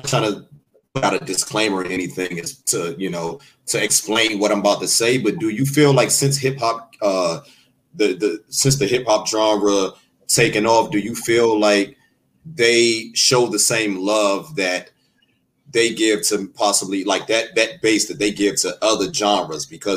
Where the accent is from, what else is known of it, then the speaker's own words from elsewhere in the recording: Washington, District of Columbia, United States; I'm from Washington, D.C. I'm not from New York